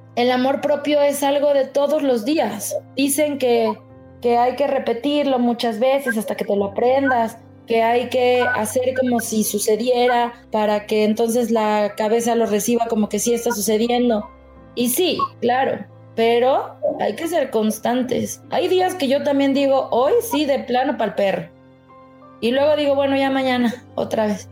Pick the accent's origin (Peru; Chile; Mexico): Mexico; como mexicanos además, nos gusta ser cumplidos